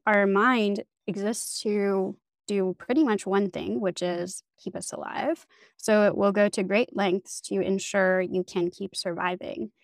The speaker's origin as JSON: {"language": "English", "country": "Canada", "tie": "born or raised there", "moved": "as an adult", "lives_now": "Berlin, Germany", "said": "I grew up in Canada"}